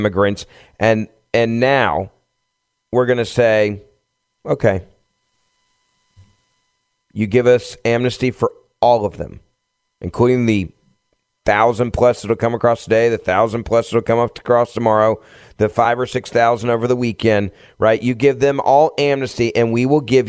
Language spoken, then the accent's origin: English; Memphis, Tennessee, United States; my hometown of Memphis